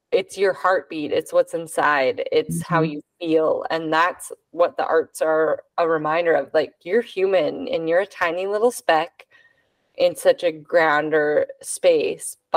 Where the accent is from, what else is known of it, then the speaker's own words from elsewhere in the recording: San Jose, California, United States; I grew up in San Jose over here.